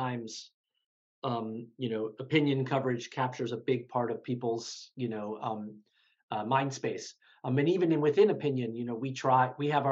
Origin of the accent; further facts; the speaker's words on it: Baltimore, Maryland, United States; I grew up in Baltimore, actually, Baltimore City